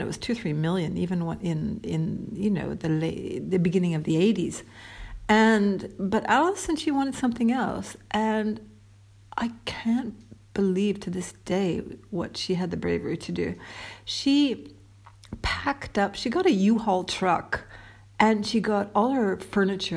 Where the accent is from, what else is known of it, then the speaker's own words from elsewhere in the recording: Toronto, Ontario, Canada; Toronto, big bad Toronto